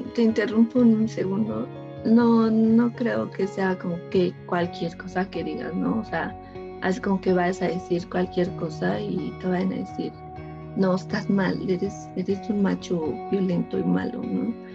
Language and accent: Spanish; Ecatepec, State of Mexico, Mexico; yo soy de aquí, de Ecatepec